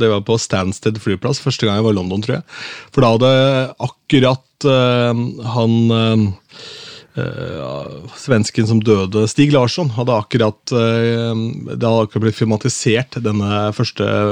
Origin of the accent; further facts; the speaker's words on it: Askim, Østfold, Norway; jeg er fra Askim